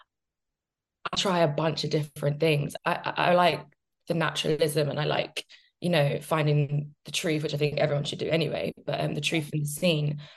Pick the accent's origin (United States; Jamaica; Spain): Jamaica; I'm Jamaican